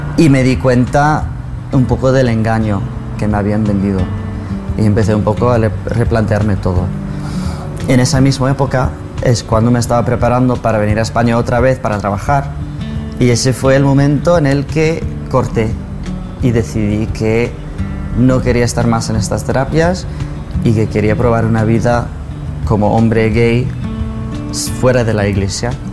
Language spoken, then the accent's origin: Spanish; United States; soy de Estados Unidos, crecí mormón y me sometí a terapias de conversión LGBT en Estados Unidos